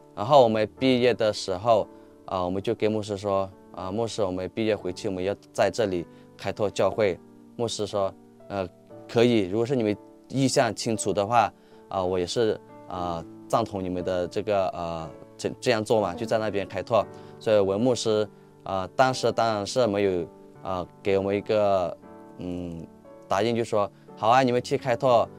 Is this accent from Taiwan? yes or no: no; Myanmar; accent: Yunnanese; Chinese is a second language; also born or lived in Bangpa village, Myanmar (birthplace); 我出生是在邦跑村，现在我们有从邦跑村搬到霍北村。嗯。所以我们不到的时候，我们就去到我成长的，啊，霍北村，啊，不是邦跑村。嗯。邦跑村是出生的地方嘛